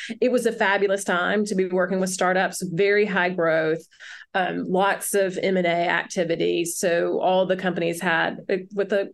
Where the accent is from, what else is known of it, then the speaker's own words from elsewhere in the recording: Alabama, United States; also born or lived in Philadelphia; now in Chattanooga, United States; I'm from Alabama, went back home